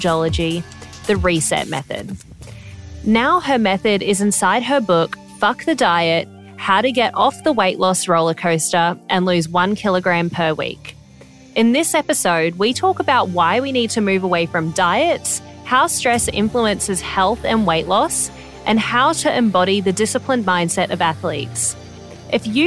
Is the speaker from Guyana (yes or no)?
no; Australia; As an Australian